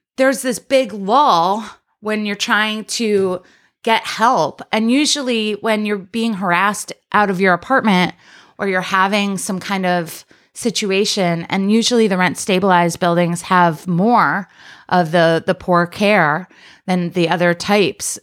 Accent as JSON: {"language": "English", "town": "Rochester", "region": "New York", "country": "United States", "tie": "born or raised there", "also_born_or_lived": "Washington, D.C. area / Ithaca, New York", "moved": "as an adult", "lives_now": "Brooklyn, United States", "said": "I'm from, I grew up in Rochester, New York"}